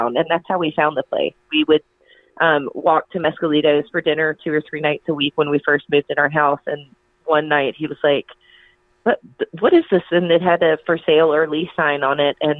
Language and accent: English; Atlanta, Georgia, United States; also born or lived in Western North Carolina; I grew up in Chastain Park, so it's sort of as far north inside the perimeter as you could get, and now I'm as far south inside the perimeter as you can get. So I'm a native Atlantan